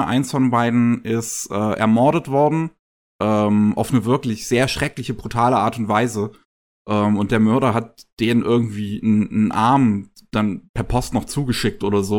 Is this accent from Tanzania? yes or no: no; Germany; bei uns in Deutschland